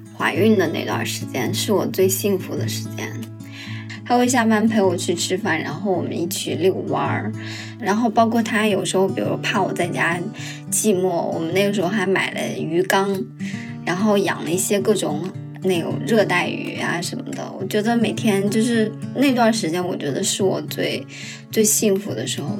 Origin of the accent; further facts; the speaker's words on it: Shanxi, China; now in Beijing, China; 我是山西人